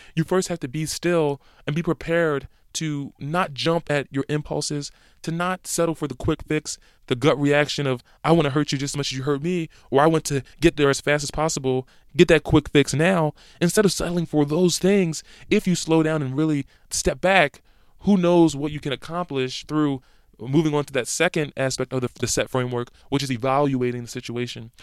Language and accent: English; Philadelphia, Pennsylvania, United States; moved away; my hometown of Philadelphia